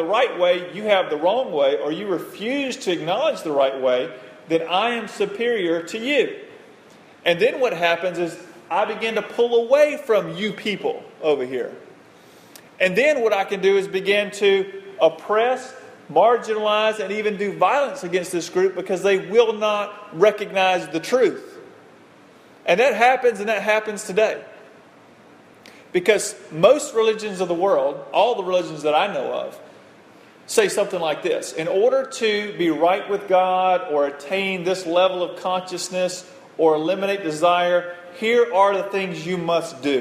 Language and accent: English; United States; growing up in the United States of America, with this family I have in the 21st century